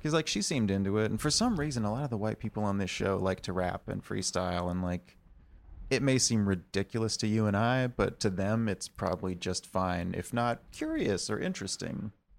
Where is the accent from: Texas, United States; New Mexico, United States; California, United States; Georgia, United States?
Texas, United States; Austin; I'm from Austin